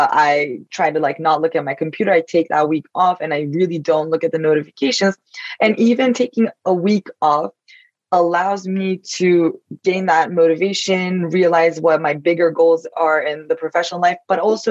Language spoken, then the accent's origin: English; Turkey; now in New York, United States; I'm Turkish, so I grew up in Turkey, but now I live in New York